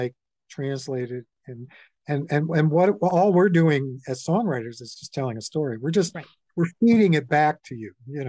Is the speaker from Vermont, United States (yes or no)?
yes; Vermont, United States; now in Woodstock, United States; I'm from Vermont, and I got very involved in politics in Vermont